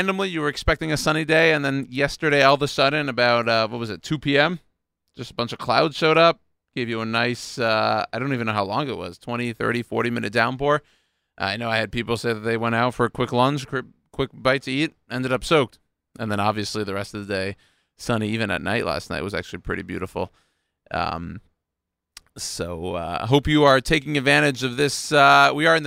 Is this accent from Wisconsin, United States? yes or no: no; Houston, Texas, United States; moved away; I grew up down in Houston, Texas